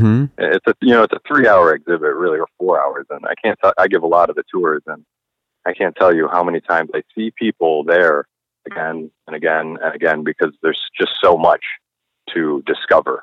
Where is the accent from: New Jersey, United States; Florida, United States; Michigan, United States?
Florida, United States; Palm Beach; moved away as an adult; now in New Haven, United States; I am originally from South Florida, Palm Beach